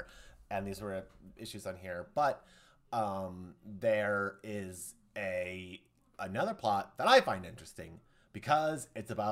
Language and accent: English; Iowa, United States; I'm from Iowa